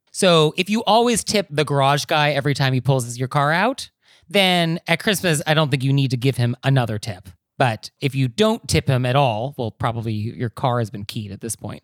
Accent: Marin County, California, United States; growing up in Marin County, like I did

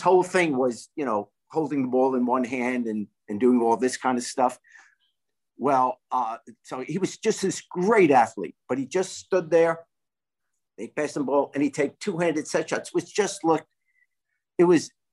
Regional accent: New York, United States; I grew up in New York

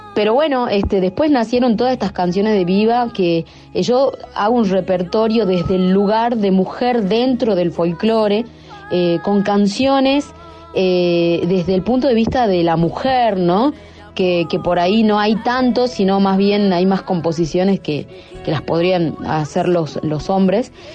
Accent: Salta, Argentina; como buena salteña

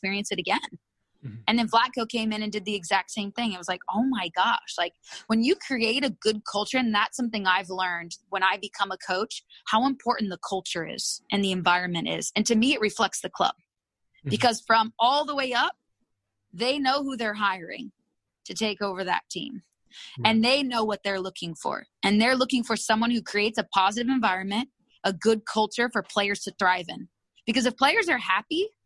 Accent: Moreno Valley, California, United States; also born or lived in Japan; I'm from Riverside, Marina Valley, California

